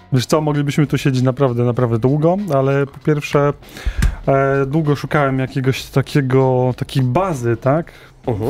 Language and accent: Polish; Opole Voivodeship, Poland; ja pochodzę z Opolszczyzny, ale też mam z Górnego Śląska rodzinę